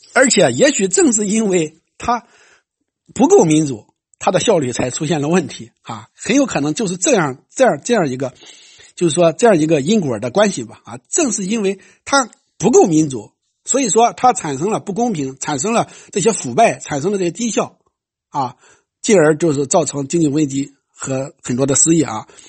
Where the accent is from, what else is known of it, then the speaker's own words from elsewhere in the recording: China; 像我们中国人